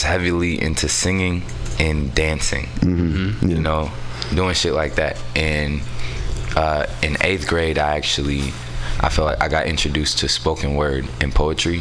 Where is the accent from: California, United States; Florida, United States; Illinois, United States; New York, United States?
California, United States; San Francisco; also born or lived in Oakland; I was technically born in Oakland, but I was raised out here in San Francisco. I grew up in the Mo.